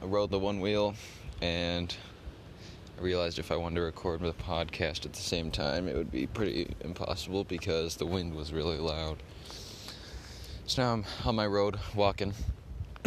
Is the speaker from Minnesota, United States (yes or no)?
yes; Minneapolis, Minnesota, United States; also born or lived in Helena, Montana; I was born in Minneapolis, and I moved somewhere else.